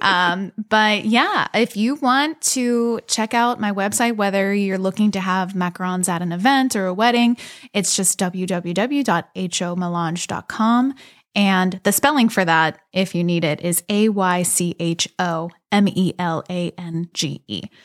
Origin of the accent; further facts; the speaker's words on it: Elizabeth, Pennsylvania, United States; also born or lived in Beaver, Pennsylvania; I'm from the South Hills. I grew up in Elizabeth